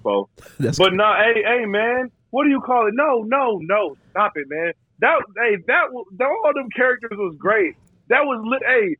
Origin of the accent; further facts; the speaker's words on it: Detroit, Michigan, United States; where I'm from